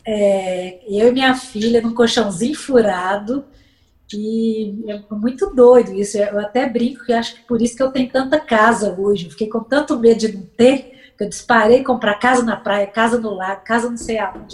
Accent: Belo Horizonte, Minas Gerais, Brazil; eu sou natural de Belo Horizonte

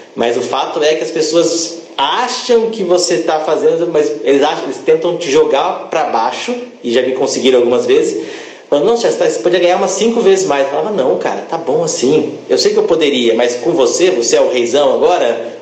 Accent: Campinas, São Paulo, Brazil; Sou de Campinas

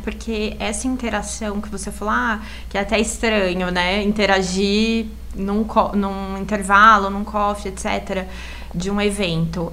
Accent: Assis, São Paulo, Brazil; moved away as an adult; now in Indaiatuba, Brazil; Eu sou de Assis, mas eu fui fazer faculdade em São Paulo

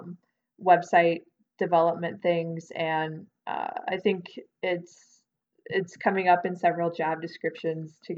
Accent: Stewardson, Illinois, United States; also born or lived in Carbondale, Illinois / Avondale, Arizona; So I'm originally from Illinois. I'm from a teeny tiny town called Stewartson

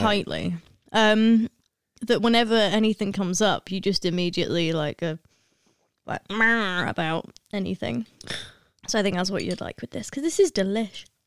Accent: Lancashire, North West England, United Kingdom; I'm from Lancashire

